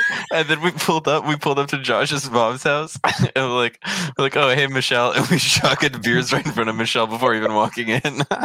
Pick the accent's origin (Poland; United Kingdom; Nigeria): Poland; now in Canada; I'm fucking from Poland.